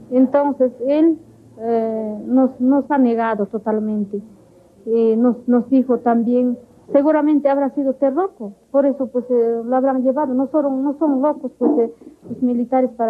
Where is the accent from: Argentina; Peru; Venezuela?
Peru; Huancavelica; peor de dónde eres me dijo yo agarré le dije soy de Huancavelica ah no Huancavelica son terroristas